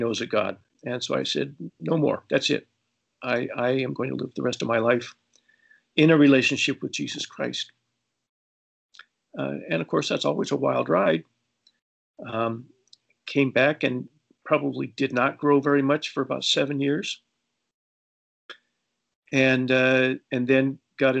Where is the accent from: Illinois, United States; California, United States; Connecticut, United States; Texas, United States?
California, United States; Los Angeles; also born or lived in Colombia; I grew up in Los Angeles